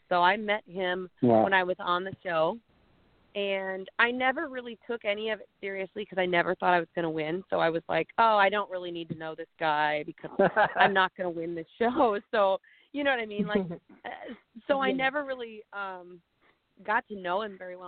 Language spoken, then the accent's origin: English; Midwest, United States; I was from the Midwest